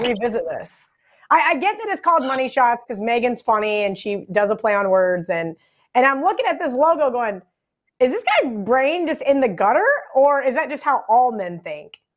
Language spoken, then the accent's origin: English; Midwest, United States; Growing up in the Midwest